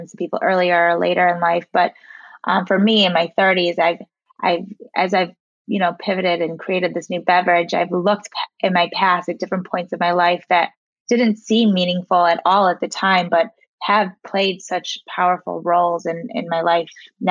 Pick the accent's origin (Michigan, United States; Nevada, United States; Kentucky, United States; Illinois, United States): Illinois, United States; Chicago; also born or lived in South Africa / Indiana; I grew up in Chicago, went to school at Indiana University, moved back to Chicago